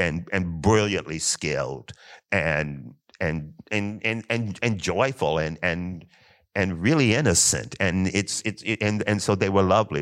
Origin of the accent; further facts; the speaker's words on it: Kentucky, United States; I'm from Kentucky